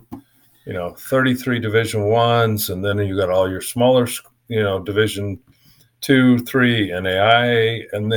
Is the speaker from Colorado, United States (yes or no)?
yes; Colorado, United States; moved away as an adult; also born or lived in Ventura County, California / Mississippi / Texas; I grew up in Colorado